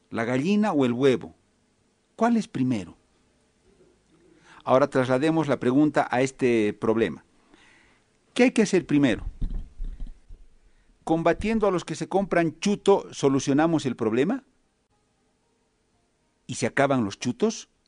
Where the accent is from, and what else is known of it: Bolivia